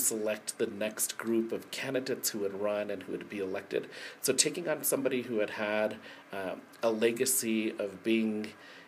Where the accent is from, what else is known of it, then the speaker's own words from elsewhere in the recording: Española, New Mexico, United States; that's the home that my parents brought me to after I was born. So I was born in Española Presbyterian Hospital